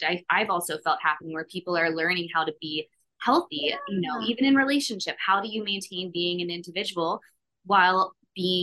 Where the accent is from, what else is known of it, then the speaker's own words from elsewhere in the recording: Philadelphia, Pennsylvania, United States; I'm from Philly